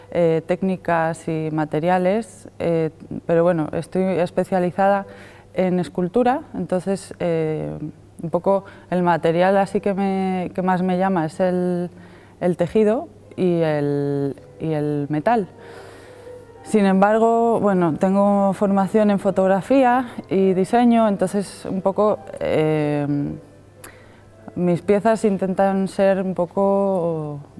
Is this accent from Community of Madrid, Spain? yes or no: yes; Madrid, Community of Madrid, Spain; now in Asturias, Spain; vengo de Madrid. He llegado a Asturias hace mm, tres años, más o menos